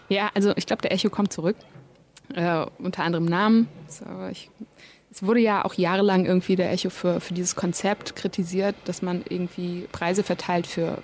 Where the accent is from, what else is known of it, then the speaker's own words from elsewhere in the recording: Germany; ich bin ja hier geboren, und aufgewachsen.